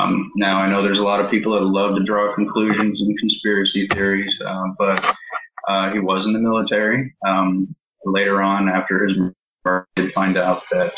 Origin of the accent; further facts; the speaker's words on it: East Providence, Rhode Island, United States; born there; also born or lived in California / Arkansas; I was born in Providence, Rhode Island, East Providence, and moved around pretty much every 2 months since then.